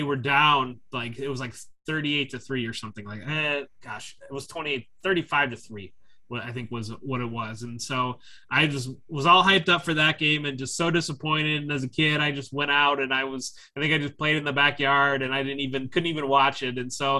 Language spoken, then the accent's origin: English; Northwest Ohio, United States; I grew up in Northwest Ohio